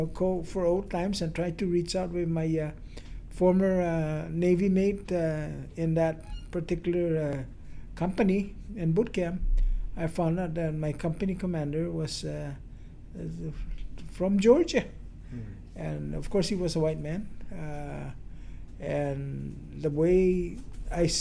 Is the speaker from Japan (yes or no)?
no; Guam; moved away as an adult; now in United States; throughout the years that I growing up in Guam